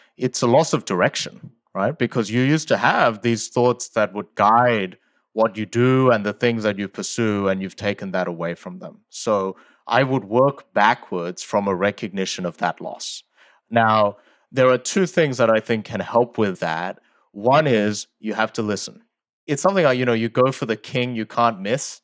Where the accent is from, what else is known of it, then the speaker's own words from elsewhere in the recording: Sydney, New South Wales, Australia; English is a second language; also born or lived in South Korea; I moved when I was eight from South Korea to Australia, and I didn't speak English at the time.